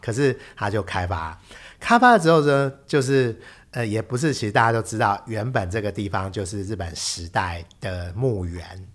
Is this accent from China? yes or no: no; Taiwan; 可是我们台湾人慎终追远